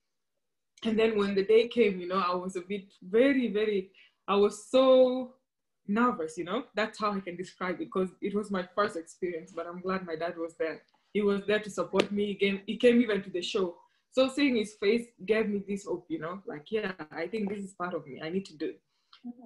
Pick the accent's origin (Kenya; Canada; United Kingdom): Kenya; was born and raised in Kenya, and that's where I grew up